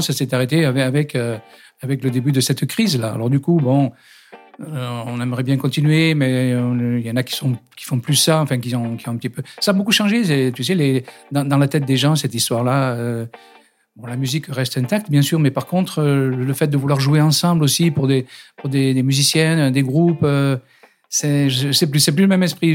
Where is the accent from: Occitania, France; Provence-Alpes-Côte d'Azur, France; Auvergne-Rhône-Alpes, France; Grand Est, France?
Provence-Alpes-Côte d'Azur, France; Digne-les-Bains; accent: du Sud; now in Paris, France; je viens de Digne-les-Bains, dans les Alpes d'Haute-Provence